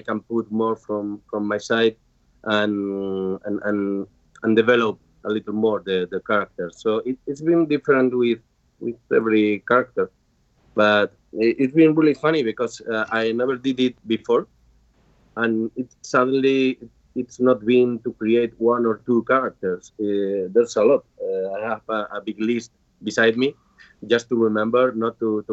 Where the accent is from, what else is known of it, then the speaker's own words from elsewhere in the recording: Spain; I'm from Spain